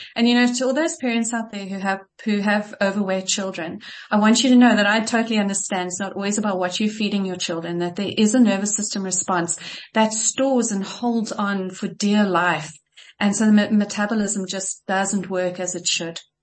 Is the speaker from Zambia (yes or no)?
yes; Kitwe, Copperbelt Province, Zambia; I was born in Zambia in Kitwe